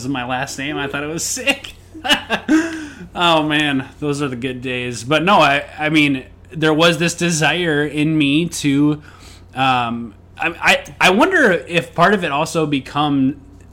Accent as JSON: {"language": "English", "region": "Minnesota", "country": "United States", "also_born_or_lived": "Knoxville, Tennessee", "moved": "yes", "said": "I'm from Minnesota"}